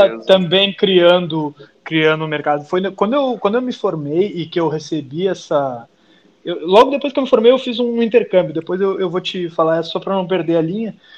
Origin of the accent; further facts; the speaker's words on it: Porto Alegre, Rio Grande do Sul, Brazil; also born or lived in Pelotas; eu sou natural de Pelotas, zona sul do, do estado do Rio Grande do Sul, mas saí de lá com dois anos e fui para a capital. Então eu sou mais porto-alegrense do que pelotense